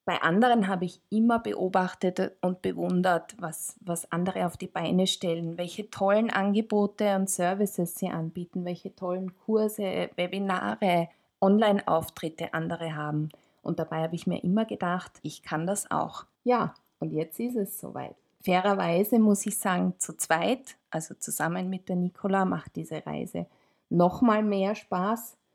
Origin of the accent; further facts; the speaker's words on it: Tyrol, Austria; Zufälligerweise komme ich auch aus Tirol.